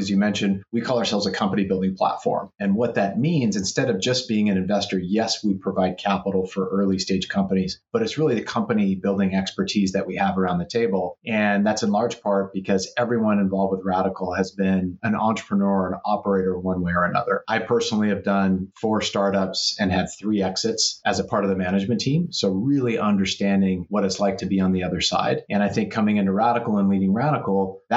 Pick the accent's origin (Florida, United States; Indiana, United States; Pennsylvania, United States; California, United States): California, United States; Salinas; I'm born and raised in Salinas, California, which is also known as the salad bowl of the world